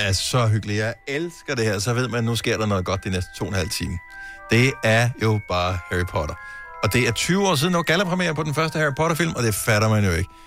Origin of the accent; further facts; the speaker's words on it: Bramming, Southern Denmark, Denmark; Fra Bramming. Det er jo, øh, min, den by, jeg boede i, da jeg blev født